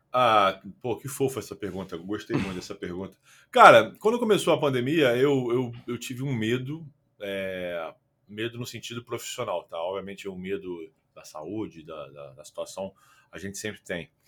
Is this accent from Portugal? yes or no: no; Rio de Janeiro, Brazil; Eu sou carioca, é, nascido no Rio.